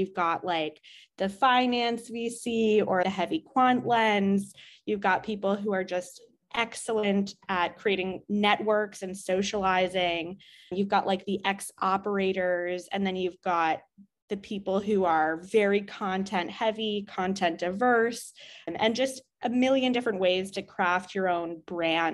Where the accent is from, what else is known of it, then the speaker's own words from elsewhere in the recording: New York City, New York, United States; also born or lived in Israel; I grew up in Manhattan.